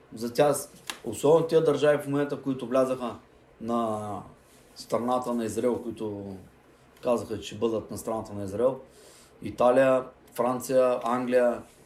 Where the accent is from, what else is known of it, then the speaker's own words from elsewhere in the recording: Bulgaria; националист съм, червата си, българ съм, българ съм